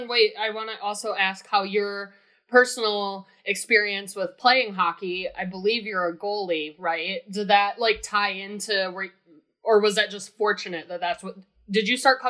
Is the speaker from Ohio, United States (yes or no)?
yes; Toledo, Ohio, United States; my hometown paper, the Toledo Blade.